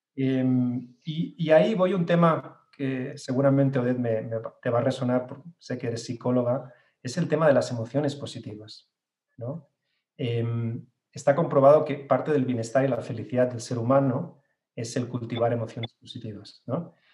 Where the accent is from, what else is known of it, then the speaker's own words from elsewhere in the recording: Barcelona, Catalonia, Spain; now in Mexico City, Mexico; Yo nací en Barcelona, en, España